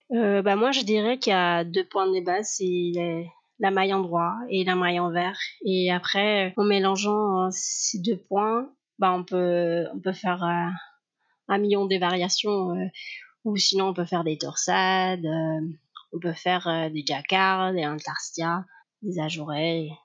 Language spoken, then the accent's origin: French; Cádiz, Andalusia, Spain; French is a second language; moved away as an adult; now in France; je suis des Cadiz, l'Andalousie.